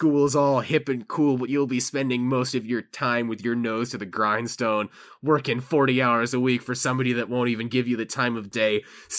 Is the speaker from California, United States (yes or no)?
yes; California, United States; the housing prices in California, which is my home state.